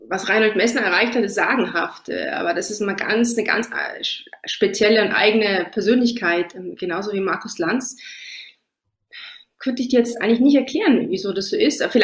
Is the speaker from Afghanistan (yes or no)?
no; Trentino-Alto Adige, Italy; klar sind wir auf ein paar Italienerinnen und ich fühle mich auch als Italienerin, aber ich fühle mich noch mehr als Südtirolerin